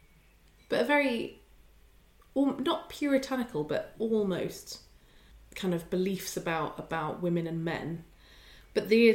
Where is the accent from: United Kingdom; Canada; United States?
United Kingdom; we're British